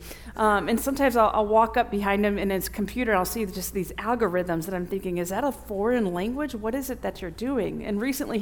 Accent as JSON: {"language": "English", "town": "Bourbonnais", "region": "Illinois", "country": "United States", "tie": "born or raised there", "said": "I grew up in Bourbonnais, Illinois, where Olivet Nazarene University is"}